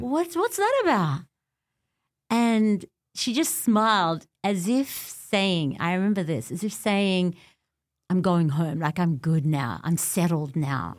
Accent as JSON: {"language": "English", "country": "Australia", "tie": "born or raised there", "also_born_or_lived": "Beirut, Lebanon", "said": "I was born in Beirut and my parents escaped the civil war at the time"}